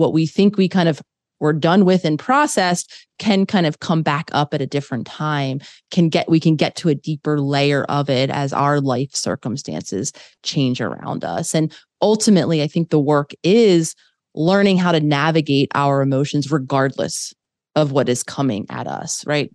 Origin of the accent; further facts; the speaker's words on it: Philadelphia, Pennsylvania, United States; moved away as an adult; also born or lived in New York / Los Angeles; I grew up in Philadelphia